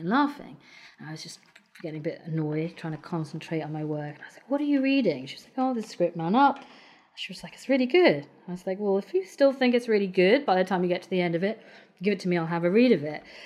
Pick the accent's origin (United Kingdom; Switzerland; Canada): United Kingdom; Midlands; moved away as an adult; now in London, United Kingdom; I travelled south from growing up in the Midlands.